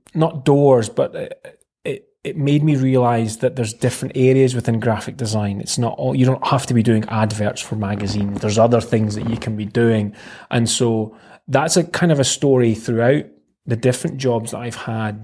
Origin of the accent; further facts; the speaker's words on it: Dundee, Scotland, United Kingdom; born and bred in Dundee. Mm-hmm. I've never lived anywhere else.